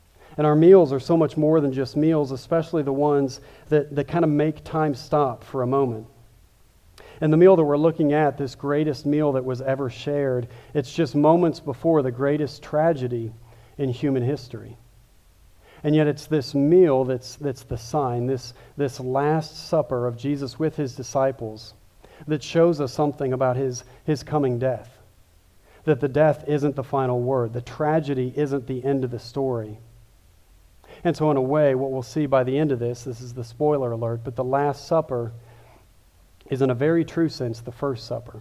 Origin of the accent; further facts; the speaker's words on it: Kansas City, United States; moved away; also born or lived in Louisville; I grew up in Kansas City, so I'm a big barbecue guy